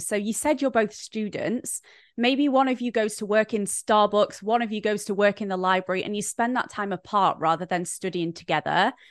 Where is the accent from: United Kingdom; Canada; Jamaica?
United Kingdom; Brighton, South East England; an influencer from Brighton, England